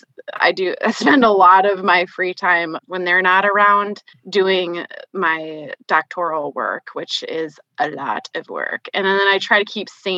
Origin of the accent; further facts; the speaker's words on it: Minnesota, United States; now in South Dakota, United States; I grew up in Minnesota, and I now live in South Dakota